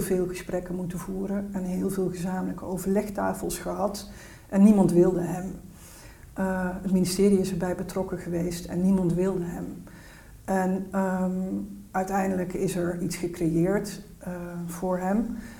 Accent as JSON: {"language": "Dutch", "region": "North Brabant", "country": "Netherlands", "said": "ik kom uit Noordoost-Brabant"}